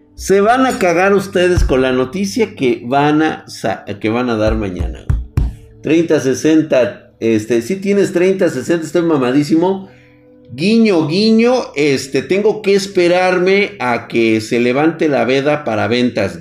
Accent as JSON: {"language": "Spanish", "country": "Mexico", "said": "quedarme aquí en mi tierra"}